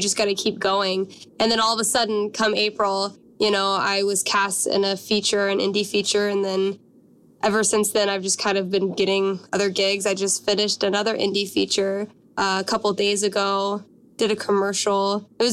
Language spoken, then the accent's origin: English; Washington, United States; moved away as an adult; also born or lived in Los Angeles; I'm from Washington State.